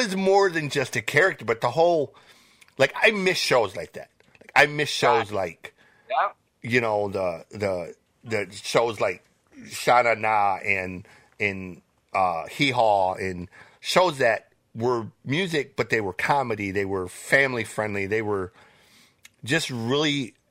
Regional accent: Michigan, United States; being from Michigan

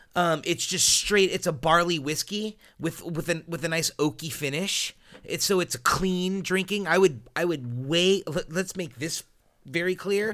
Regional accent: United States; I'm an American

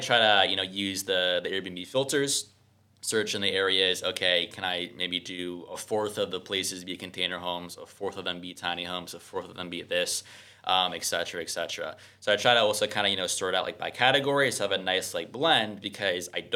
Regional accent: New Jersey, United States; moved away; also born or lived in Mexico City; I'm originally from New Jersey

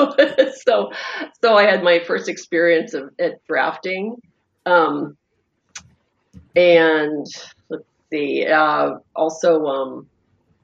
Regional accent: Pittsburgh, Pennsylvania, United States; I grew up in Pittsburgh

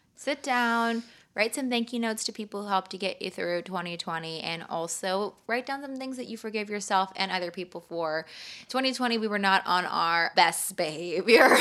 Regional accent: California, United States; I'm from California

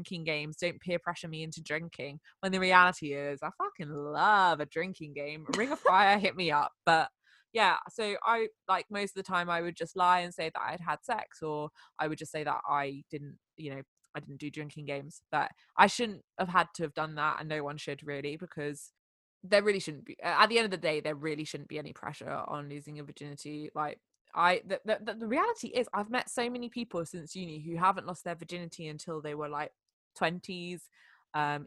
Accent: France; moved away; I grew up in France

